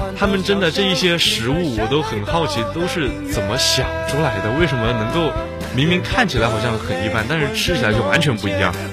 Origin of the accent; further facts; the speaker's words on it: Jiangxi, China; 我老家是江西嘛，那边嗯。吃辣吃得多